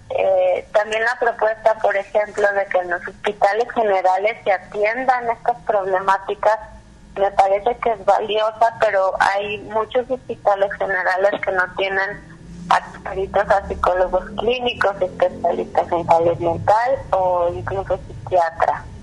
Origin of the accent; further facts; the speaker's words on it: Jalisco, Mexico; específicamente en nuestro estado, en Jalisco